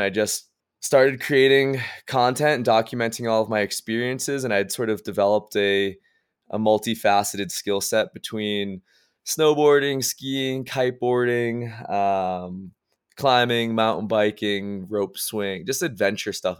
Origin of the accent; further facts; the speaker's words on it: Massachusetts, United States; moved away as an adult; now in Park City, United States; I grew up in Massachusetts